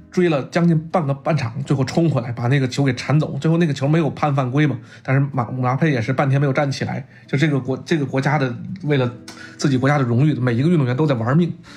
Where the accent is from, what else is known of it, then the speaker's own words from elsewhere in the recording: Beijing, China; 咱们北京人